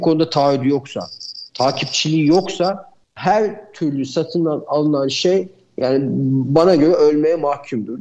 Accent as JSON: {"language": "Turkish", "region": "Istanbul", "country": "Turkey", "tie": "born or raised there", "said": "1977 İstanbul doğumluyum."}